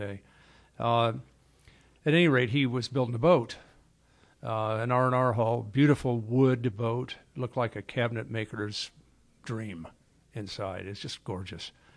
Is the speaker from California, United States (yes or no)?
yes; Los Angeles, California, United States; I was born in Hollywood Presbyterian, so I'm a L A guy. Uh, and we lived in Edendale